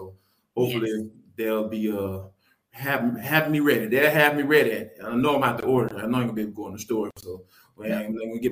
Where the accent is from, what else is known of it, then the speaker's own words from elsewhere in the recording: Atlanta, Georgia, United States; I am born and raised in Atlanta